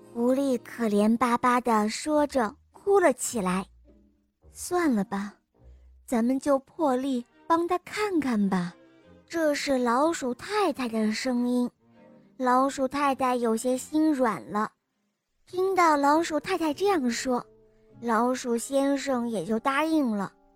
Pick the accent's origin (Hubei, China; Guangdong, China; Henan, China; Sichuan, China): Henan, China; 我今年四岁九个月了，我来自河南